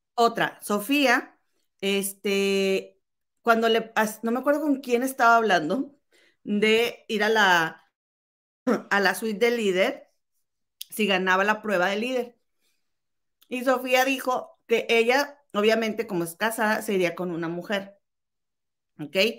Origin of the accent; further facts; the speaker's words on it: Mexico; si crecimos en México, que es un país machista